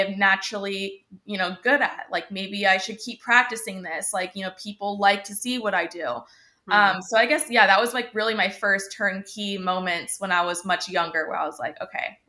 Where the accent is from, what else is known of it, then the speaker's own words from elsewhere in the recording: Laguna Beach, California, United States; also born or lived in Barrington, Illinois / Chicago, Illinois; when I was 10 years old, we decided to move across the country to California, to be closer to family. My mom also had a job opportunity out here. So we said, why not? We're taking the car, packed everything up and just took off, where we landed in Laguna Beach. So been here ever since